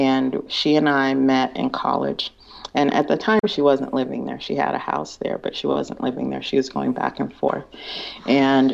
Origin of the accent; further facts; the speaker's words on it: California, United States; also born or lived in Big Island, Hawaii; I was from California